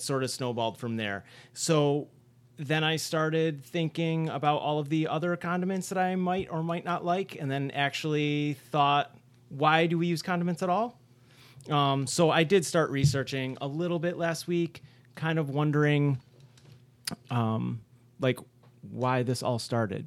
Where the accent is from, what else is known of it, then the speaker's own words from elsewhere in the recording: Rochester, New York, United States; I'm the only one at this table who's from, uh, Rochester originally